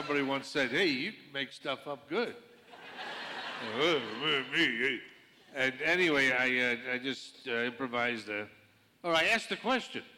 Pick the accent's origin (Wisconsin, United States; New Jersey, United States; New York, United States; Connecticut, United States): Connecticut, United States; moved away; coming from New England, I come from Connecticut, and my dad and relatives frequented different bars, and even as kids we'd go